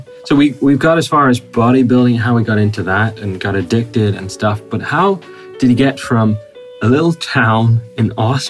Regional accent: Northern Ireland, United Kingdom; moved away; also born or lived in Belfast; I'm from Northern Ireland.

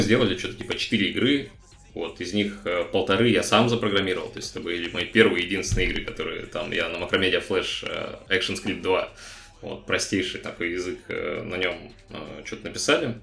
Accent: Novosibirsk, Novosibirsk Oblast, Russia; moved away as an adult; now in Argentina; Я вообще из Новосибирска, сам

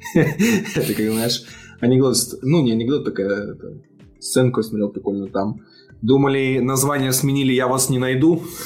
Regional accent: Belarus; я из Беларуси, мы привыкли тут считать в долларах все

